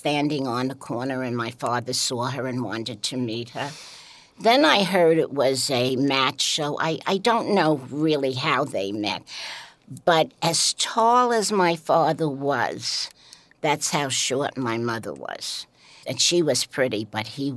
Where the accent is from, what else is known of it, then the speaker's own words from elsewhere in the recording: New York City, New York, United States; the Brooklyn that I grew up